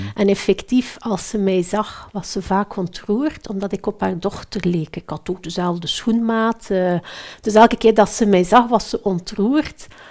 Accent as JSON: {"language": "Dutch", "country": "Belgium", "said": "Ik ben Belg"}